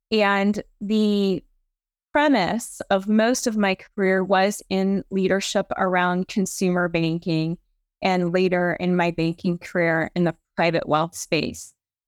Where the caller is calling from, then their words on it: St. Louis, Missouri, United States; I am dialing in from beautiful St. Louis, Missouri.